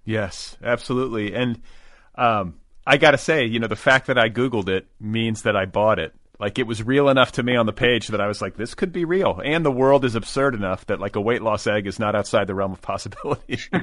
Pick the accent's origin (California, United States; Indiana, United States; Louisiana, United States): California, United States; Los Angeles; as a Los Angelino